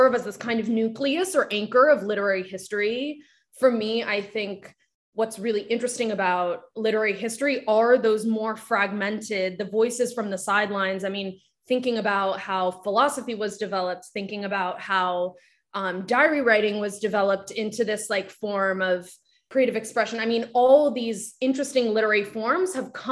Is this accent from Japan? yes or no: yes; Japan; first language Japanese; English is a second language; moved away; I grew up in Japan and my first language was Japanese, and I was educated in it first and spoken at first, but I live right now much more in English.